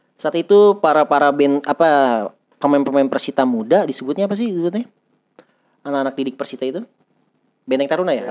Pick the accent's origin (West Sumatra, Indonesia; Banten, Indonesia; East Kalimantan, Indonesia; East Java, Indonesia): Banten, Indonesia; Tangerang; kami orang Tangerang